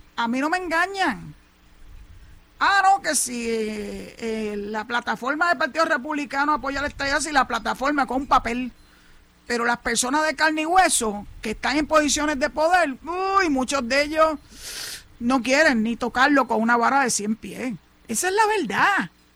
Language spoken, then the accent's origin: Spanish; Puerto Rico; yo soy más boricua que cualquiera otro